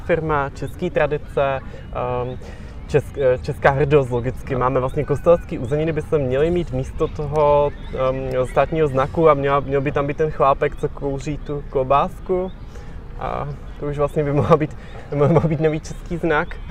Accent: Czechia

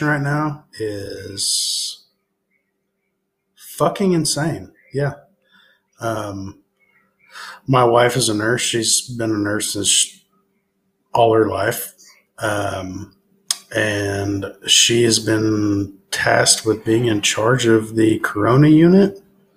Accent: Tulsa, Oklahoma, United States; now in Bartlesville, United States; I'm born and raised in Tulsa, but live in Bartlesville

